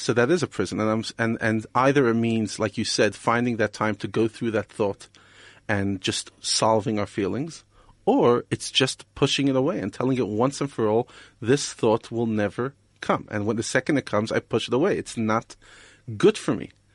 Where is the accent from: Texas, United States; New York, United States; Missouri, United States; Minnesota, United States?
New York, United States; moved away as an adult; also born or lived in Israel / Europe; now in South Africa; I grew up in New York